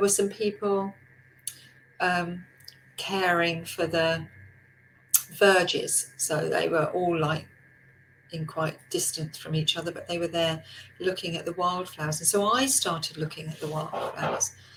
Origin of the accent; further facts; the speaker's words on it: England, United Kingdom; we're so good at queuing as English people